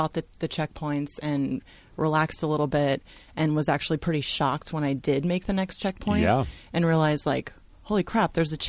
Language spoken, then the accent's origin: English; Salem, Oregon, United States; I'm also from Salem.